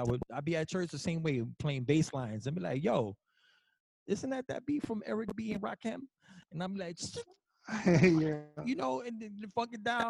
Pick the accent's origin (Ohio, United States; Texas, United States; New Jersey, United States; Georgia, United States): New Jersey, United States; I'm from the East Coast, so I grew up in Jersey.